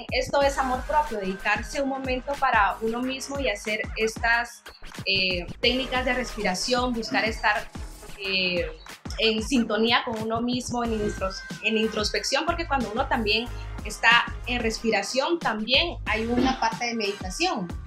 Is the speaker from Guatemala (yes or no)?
yes; Guatemala; now in Barcelona, Spain; yo después de que vine de Guatemala para Barcelona, yo tenía problemas de que no dormía bien